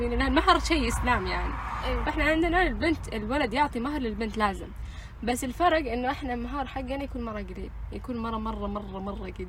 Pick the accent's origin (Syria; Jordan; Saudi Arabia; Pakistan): Pakistan; انا باكستانية